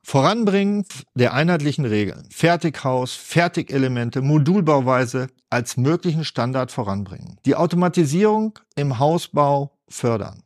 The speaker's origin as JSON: {"language": "German", "country": "Germany", "said": "Wir können als Deutsche"}